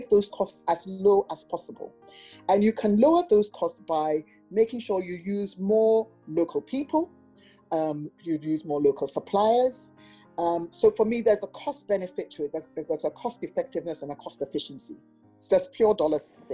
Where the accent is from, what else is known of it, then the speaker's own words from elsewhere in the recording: Ghana; I'm from Ghana.